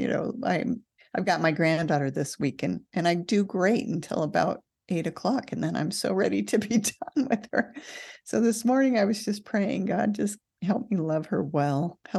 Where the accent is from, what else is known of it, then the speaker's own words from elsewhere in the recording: California, United States; I hate to say this, but I grew up in California, and moving to Nevada is a desert.